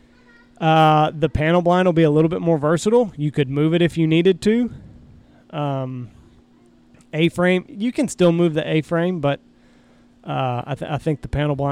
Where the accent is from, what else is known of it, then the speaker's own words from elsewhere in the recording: Texas, United States; the fields that I grew up hunting in Texas